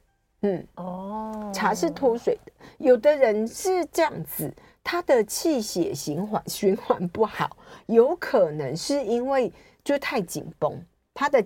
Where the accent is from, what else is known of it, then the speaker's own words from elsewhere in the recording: Taichung, Taiwan; 台中，我台中人呢。